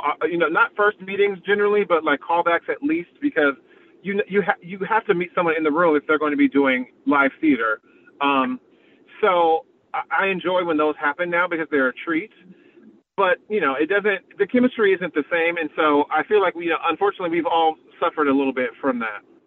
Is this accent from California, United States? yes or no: yes; San Diego, California, United States; moved away as an adult; also born or lived in New York; I grew up in San Diego